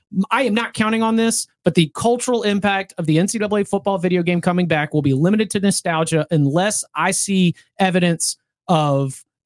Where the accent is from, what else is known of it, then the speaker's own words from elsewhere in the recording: Raleigh, North Carolina, United States; we grew up in Raleigh, you know, the Triangle